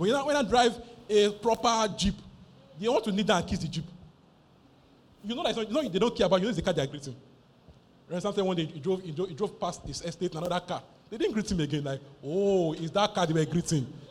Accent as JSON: {"language": "English", "country": "Nigeria"}